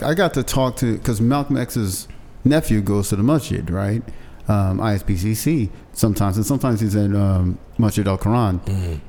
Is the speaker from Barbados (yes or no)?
yes; Barbados; now in United States; I was born in Barbados.